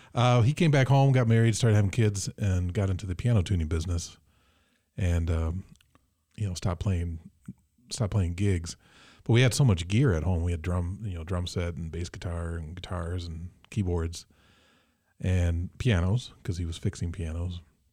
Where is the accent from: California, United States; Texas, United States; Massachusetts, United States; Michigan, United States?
Michigan, United States; Mason; Oh, I'm from Mason